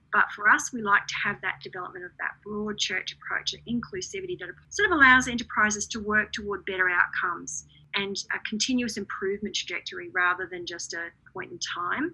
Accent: Redland City, Queensland, Australia; in my hometown of Redlands City

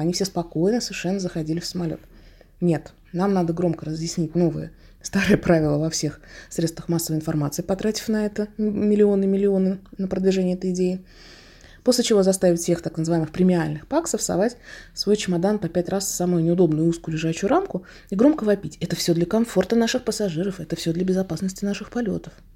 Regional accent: Russia; как опытный россиянин

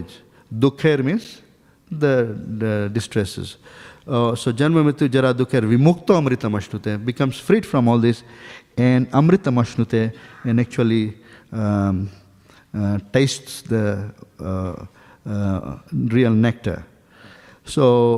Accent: Dunedin, Otago, New Zealand; I'm not from here actually. I'm from New Zealand. So in a place called Dunedin

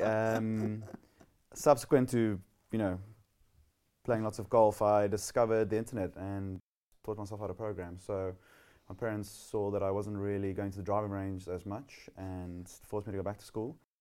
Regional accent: Somerset West, Western Cape, South Africa; also born or lived in Gordon's Bay; I grew up in Somerset West, about fifty-five kilometers out of Cape Town

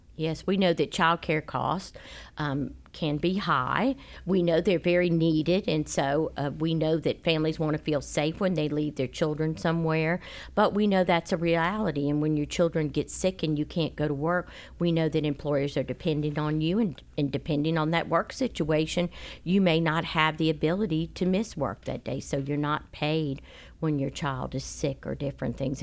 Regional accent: Charleston, South Carolina, United States; moved away; I'm from Charleston

